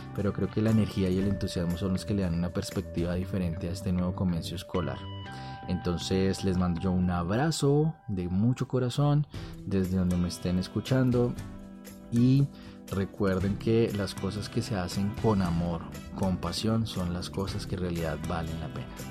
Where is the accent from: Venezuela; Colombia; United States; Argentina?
Colombia; Bogotá; En mi país, Colombia, de donde soy natal, la ciudad Bogotá, donde trabajo también